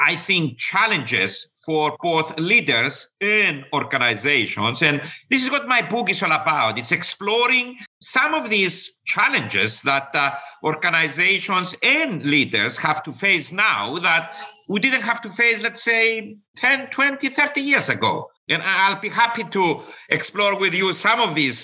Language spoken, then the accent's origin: English; Cyprus; also born or lived in United States; now in London, United Kingdom; I'm originally from Cyprus. I did all my studying in the United States.